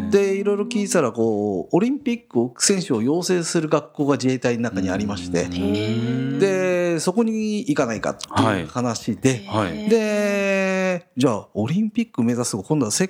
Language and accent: Japanese; Tokyo, Japan; also born or lived in Arakawa, Tokyo; 私はあの東京のあの荒川区っていう下町で生まれまして、はい、で育ちはそのままやっぱり同じ東京下町の足立区っていうところでずっと育ってきてます、はい、まあ、だから完全に下町っ子って呼ばれる